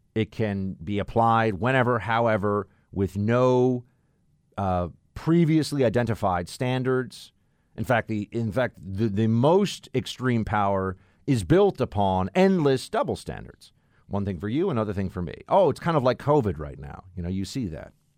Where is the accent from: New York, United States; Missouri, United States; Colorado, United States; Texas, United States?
New York, United States; New York City; I've never actually been in Chicago, which is just weird as a New Yorker